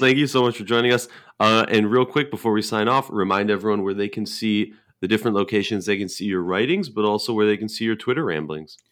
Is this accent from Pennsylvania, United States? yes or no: no; Minnesota, United States; we're both from Minnesota